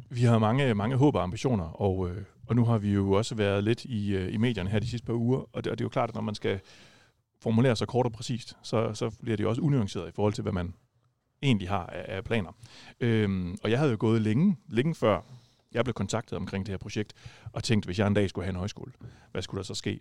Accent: Viborg, Central Denmark Region, Denmark; now in Rødding, Denmark; jeg er ikke fra Rødding oprindeligt, jeg er oprindeligt fra Viborg

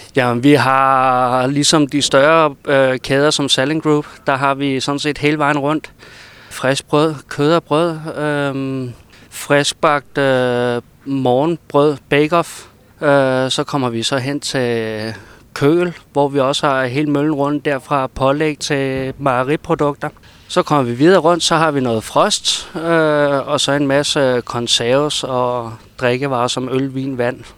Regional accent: Copenhagen, Capital Region of Denmark, Denmark; moved away as an adult; now in Brønderslev, Denmark; nu er jeg så født og opvokset over i København

